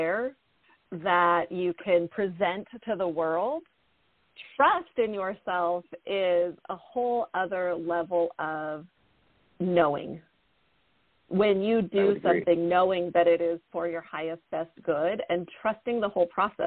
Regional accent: Redwood Valley, California, United States; moved away as an adult; also born or lived in Ukiah / Hopland / Boulder, Colorado; now in Austin, United States; I was born and raised in Mendocino County, born in Ukiah, grew up in Redwood Valley, lived in Anderson Valley, lived in Hopland

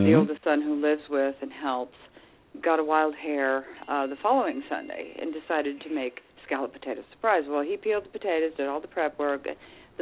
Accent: Indiana, United States; also born or lived in California; I'm from Indiana and moved to California. And we both wound up back in Indiana

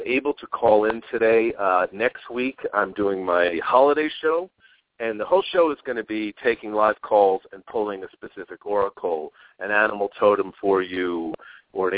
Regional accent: New York, United States; now in Arizona, United States; I'm from New York originally myself. I'm in Arizona

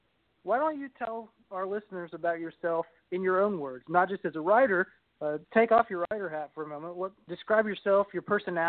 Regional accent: Kentucky, United States; Now, I'm an author from Kentucky.

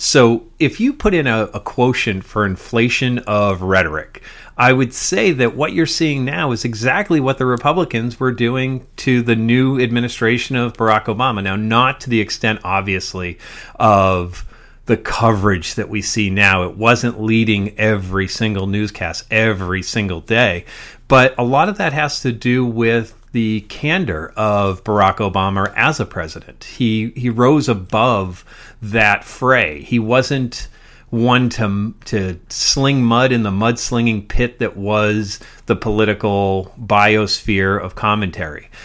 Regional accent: Massachusetts, United States; we grew up in Massachusetts

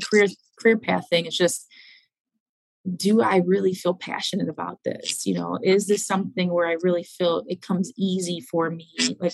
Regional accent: Cleveland, Ohio, United States; I'm from Cleveland, Ohio

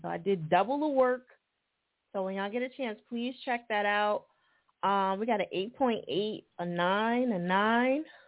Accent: New Jersey, United States; moved away; I'm originally from Jersey.

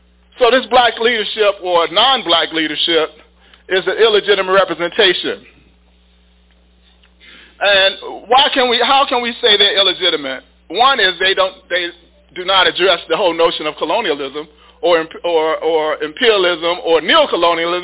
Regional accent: Chicago, Illinois, United States; I grew up in Inglewood.

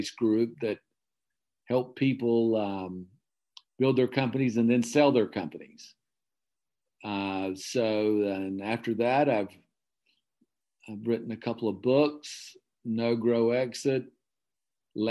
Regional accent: Okefenokee Swamp, southern Georgia, United States; I grew up in the Southern Georgia in the Okefenokee

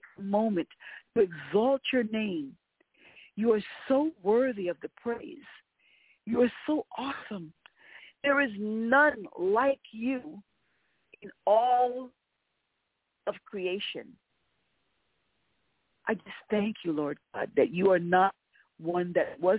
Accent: United States; as an American

